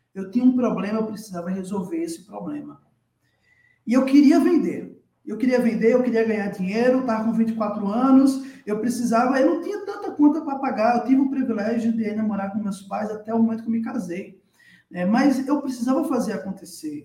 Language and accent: Portuguese; Natal, Rio Grande do Norte, Brazil; moved away as an adult; now in São Paulo, Brazil; eu hoje estou morando em São Paulo, mas eu sou de Natal, sou natalense, tá? nascido e criado na capital do Rio Grande do Norte, na cidade do Sol Natal